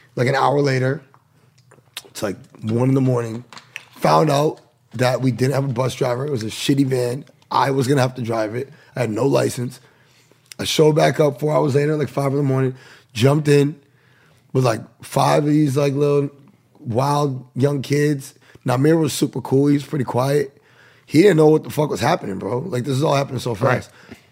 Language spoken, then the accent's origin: English; New Bedford, Massachusetts, United States; moved away; also born or lived in Florida; I'm from New Bedford, Massachusetts, man. Um, it's like 40 minutes south of Boston